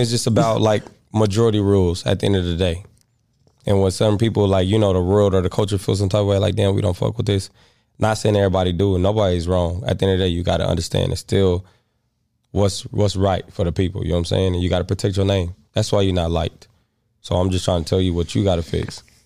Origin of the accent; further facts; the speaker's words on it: Missouri, United States; I'm from Missouri